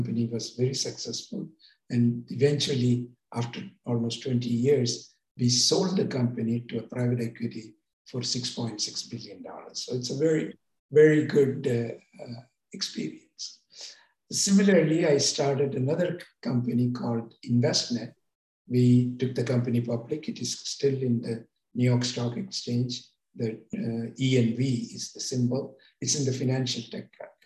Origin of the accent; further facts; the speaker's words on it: India; moved away as an adult; now in California, United States; I came to America from India as a student to California Institute of Technology